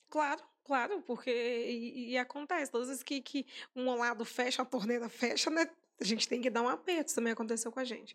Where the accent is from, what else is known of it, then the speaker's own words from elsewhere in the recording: Sete Lagoas, Minas Gerais, Brazil; que sou de Sete Lagoas